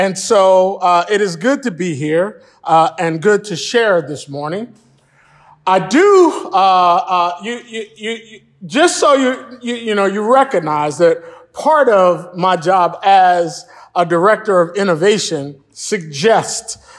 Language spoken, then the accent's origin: English; Philadelphia, Pennsylvania, United States; I grew up Baptist in Philadelphia